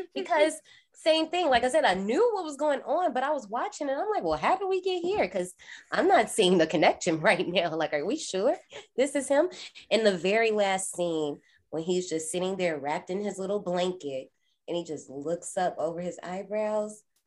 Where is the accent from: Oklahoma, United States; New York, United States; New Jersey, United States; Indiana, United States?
Indiana, United States; I'm from Indiana.